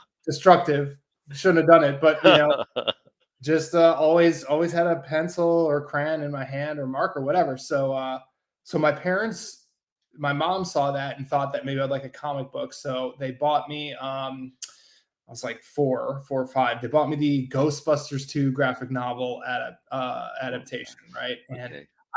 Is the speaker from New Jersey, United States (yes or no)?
no; Milwaukee, Wisconsin, United States; I grew up in the Midwest in Milwaukee, Wisconsin.